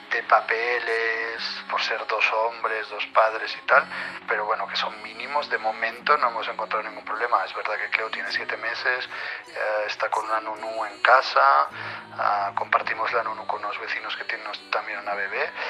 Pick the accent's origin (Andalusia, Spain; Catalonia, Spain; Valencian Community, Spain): Catalonia, Spain; Barcelona; now in Paris, France; yo soy de Barcelona, vivimos en París